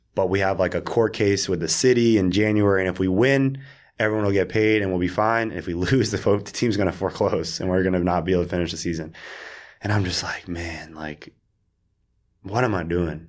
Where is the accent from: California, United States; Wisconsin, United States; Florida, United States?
Florida, United States; South; moved away; also born or lived in Israel; I grew up in South Florida in the suburbs